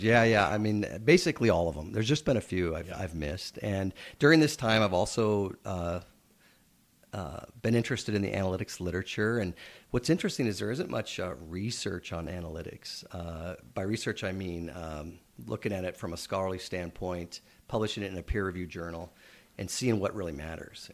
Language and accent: English; Nebraska, United States; now in Edmonton, Canada; growing up in Nebraska and playing all kinds of sports, hockey wasn't um, particularly popular there